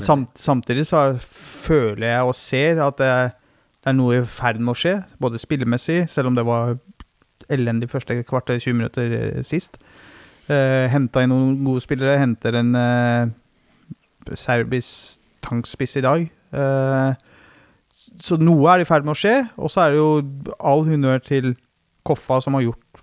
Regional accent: Løten, Innlandet, Norway; Kall det klubben eh, der jeg vokste opp

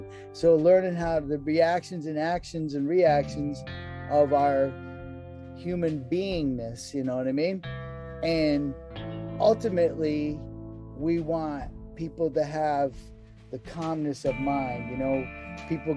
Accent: New England, United States; moved away; I was raised in New England, like beef and potatoes

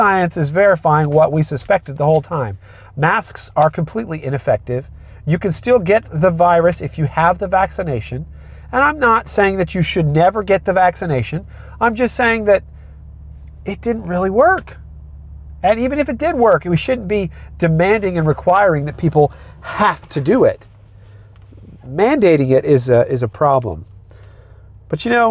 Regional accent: United States; I am an American citizen

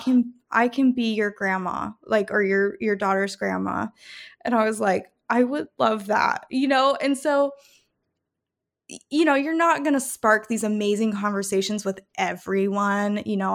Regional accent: Calgary, Alberta, Canada; also born or lived in Rome, Italy / Idaho / Denver, Colorado / Salt Lake City, Utah; now in Memphis, United States; I was born and raised in Calgary, Canada, and then I moved to Rome, Italy

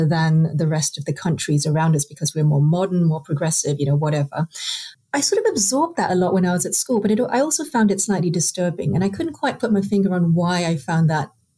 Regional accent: Singapore; now in United Kingdom; I grew up in Singapore where nobody had ever heard of social anthropology.

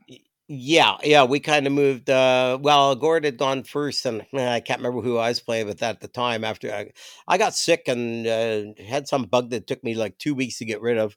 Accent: Toronto, Ontario, Canada; moved away; I grew up in Toronto

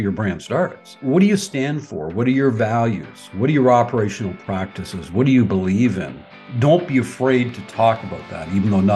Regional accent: Peterborough, Ontario, Canada; also born or lived in Markham, Ontario; I was born and raised in Peterborough, Ontario

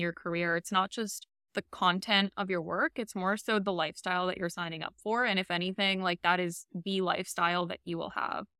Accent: New York City, New York, United States; also born or lived in Albania; now in Miami, United States; I grew up in Queens

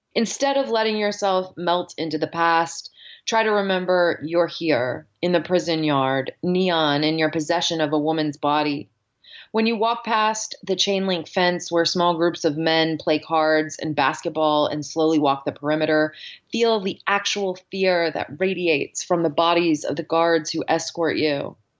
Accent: Dallas, Texas, United States; moved away as an adult; also born or lived in New Orleans / Yosemite National Park / China / Spain; now in Pittsburgh, United States; So I grew up in Dallas, Texas.

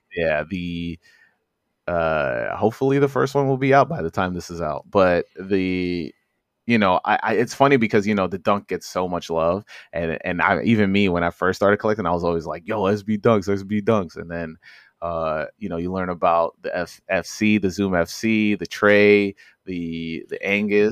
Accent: New York City, New York, United States; I'm from Corona Queens

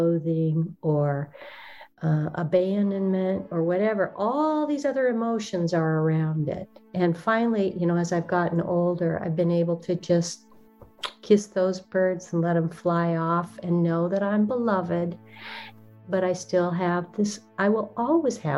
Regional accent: Olympic Peninsula, Washington, United States; I was raised in Washington on the Olympic Peninsula, in some pretty wild country surrounding us.

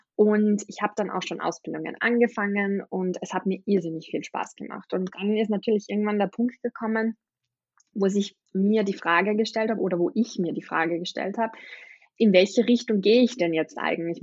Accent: Austria; ich bin aus Österreich

